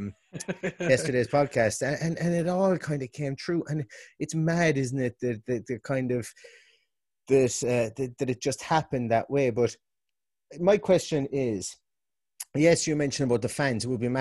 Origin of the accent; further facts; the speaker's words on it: Limerick, Munster, Ireland; now in Galway, Ireland; from Limerick, living above in Galway